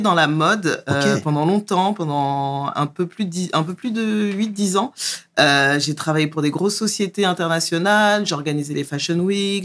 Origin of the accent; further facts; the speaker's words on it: Trappes, Île-de-France, France; je viens à la base du 78, Trappe. je suis né... élevé à trappe, euh, grandi aux alentours